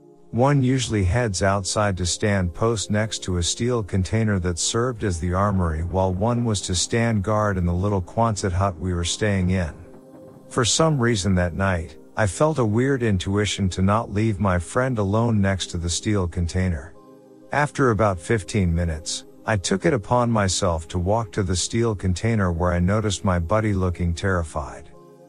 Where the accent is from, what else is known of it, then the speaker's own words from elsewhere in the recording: Michigan, United States; I'm from Michigan. I say that only to emphasize that basically I couldn't be much further from home unless I went to the moon.